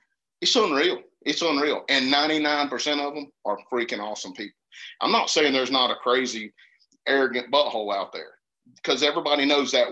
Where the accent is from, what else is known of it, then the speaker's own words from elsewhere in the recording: Georgia, United States; I'm from Georgia